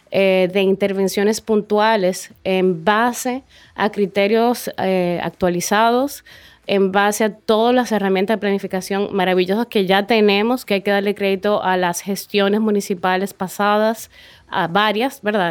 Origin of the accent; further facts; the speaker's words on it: Dominican Republic; moved away as an adult; volví aquí, eh, a, República Dominicana